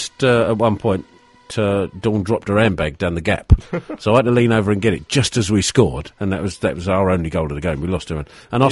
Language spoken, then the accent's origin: English; Charlton, London, United Kingdom; because I was born in Charlton, I went to school in Charton, it's part of my DNA.